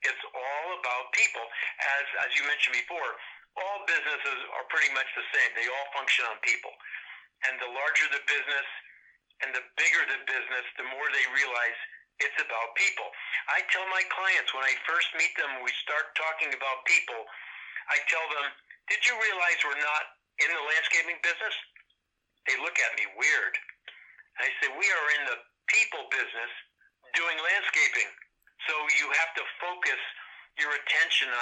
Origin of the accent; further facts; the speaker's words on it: Connecticut, United States; I'm from Connecticut. I've lived here most all my life